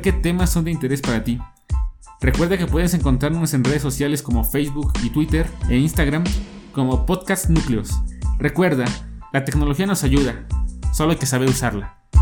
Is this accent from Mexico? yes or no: yes; Mexico; soy un joven de origen mexicano